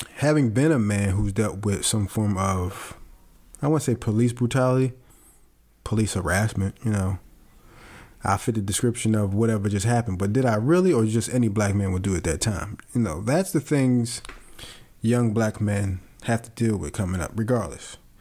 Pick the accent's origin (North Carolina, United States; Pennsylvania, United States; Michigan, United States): Pennsylvania, United States; Philadelphia; growing up in Philadelphia